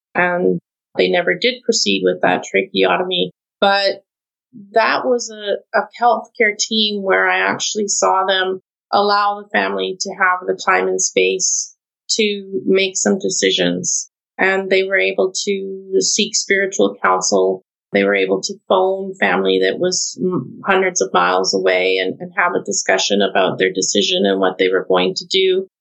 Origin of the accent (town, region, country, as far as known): Canada